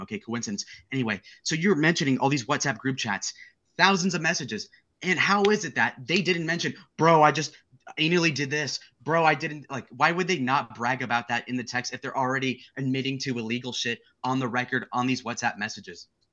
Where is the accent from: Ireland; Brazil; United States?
United States; I'm an American